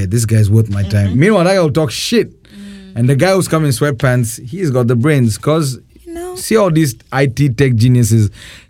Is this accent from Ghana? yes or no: yes; Ghana; accent: Indo-Ghanaian; my Indo-Ghanaian accent doesn't give me any favors.